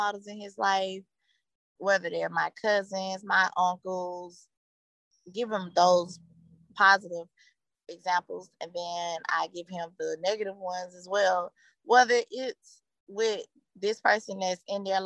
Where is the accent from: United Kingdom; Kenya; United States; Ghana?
United States; Atlanta, Georgia; also born or lived in Stone Mountain, Georgia; I was raised in Summer Hills. It was the projects